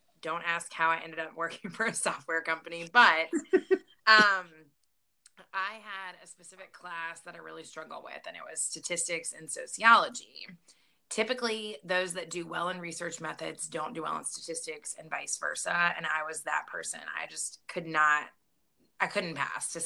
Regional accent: Lynchburg, Virginia, United States; my hometown in Lynchburg, Virginia

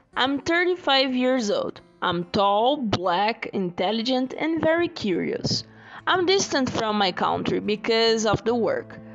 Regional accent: Brazil; English is a second language; moved away as an adult; now in Canada; I'm from Brazil

